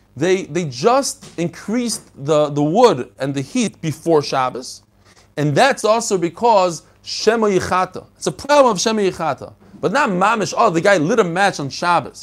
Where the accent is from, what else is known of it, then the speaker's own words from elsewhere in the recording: New York City, New York, United States; also born or lived in Bnei Brak, Israel; when I was a kid, I lived in Bnei Brak for three years. I moved from Brooklyn, I lived in Flatbush, to Bnei Brak